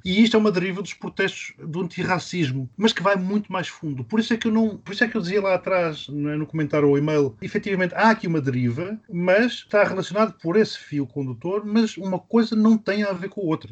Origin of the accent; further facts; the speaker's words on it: Maputo, Mozambique; now in Portugal; a cidade onde eu nasci, Lourenço Marques, passou a chamar-se Maputo